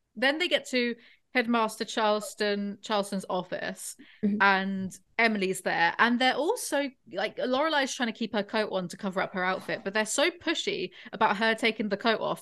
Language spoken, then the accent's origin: English; England, United Kingdom; I am English